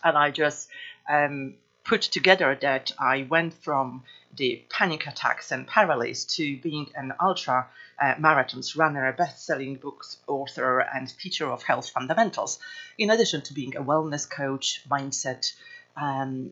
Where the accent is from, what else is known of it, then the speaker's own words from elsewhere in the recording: Poland; now in United Kingdom; I was born in Poland.